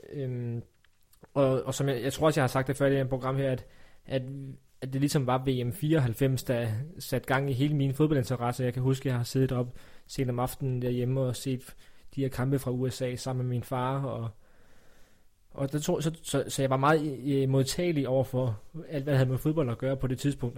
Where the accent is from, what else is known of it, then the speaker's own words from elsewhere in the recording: Funen, Southern Denmark, Denmark; Jeg er jo fra Fyn